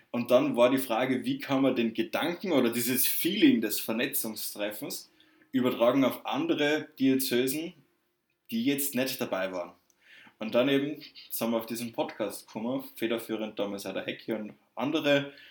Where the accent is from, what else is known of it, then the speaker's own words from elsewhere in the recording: Southern Germany, Germany; accent: southern; ich komme aus dem Süden. Das hört man vielleicht ein bisschen an meiner sprachlichen Färbung.